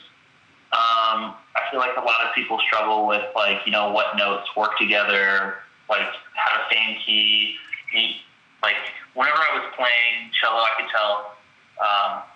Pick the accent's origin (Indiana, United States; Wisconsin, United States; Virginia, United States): Indiana, United States; Lafayette; now in Chicago, United States; I'm from Lafayette, Indiana